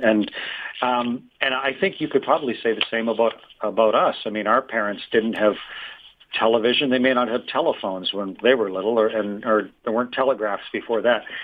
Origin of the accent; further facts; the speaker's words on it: Canada; I'm from Canada